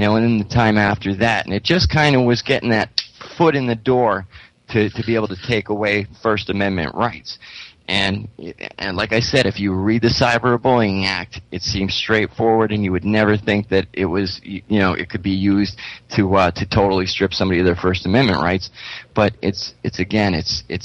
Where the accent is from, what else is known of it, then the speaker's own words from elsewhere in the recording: Pittston, Pennsylvania, United States; my hometown of Pittston, Pennsylvania